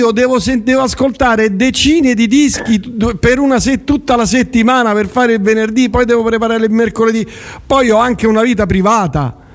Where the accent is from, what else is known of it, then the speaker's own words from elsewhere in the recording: Eboli, Campania, Italy; io sono di Eboli